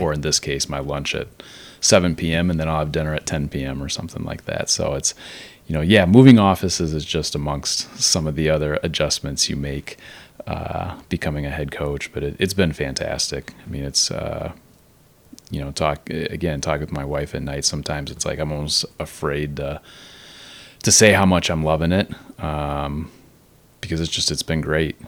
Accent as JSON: {"language": "English", "town": "Naperville", "region": "Illinois", "country": "United States", "tie": "born or raised there", "said": "born and raised in Naperville"}